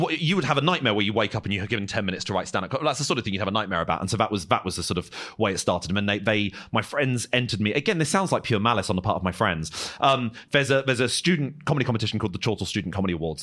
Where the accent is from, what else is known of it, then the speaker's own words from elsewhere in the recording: Croydon, London, United Kingdom; I'm from Croydon and not from a posh background, I, I have this stupid accent